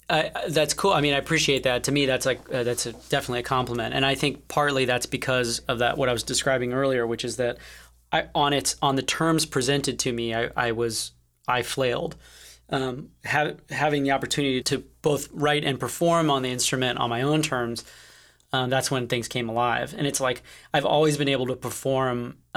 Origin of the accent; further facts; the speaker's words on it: Connecticut, United States; I grew up in Connecticut.